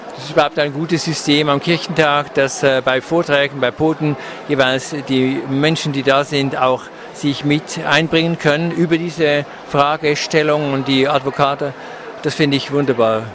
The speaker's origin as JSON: {"language": "German", "country": "Switzerland", "also_born_or_lived": "Canton of Bern", "said": "Ich komme aus der Schweiz"}